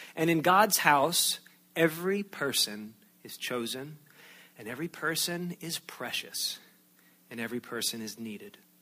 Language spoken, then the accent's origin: English; outside of New York City, United States; moved away; I grew up outside of New York City